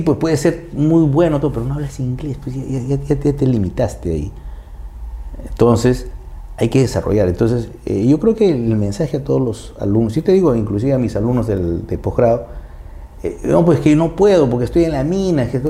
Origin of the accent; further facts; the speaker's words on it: Peru; nosotros internamente como peruanos